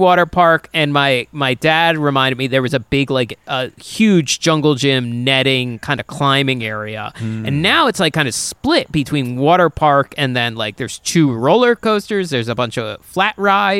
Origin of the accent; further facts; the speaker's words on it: Delaware County, Pennsylvania, United States; I grew up in Delaware County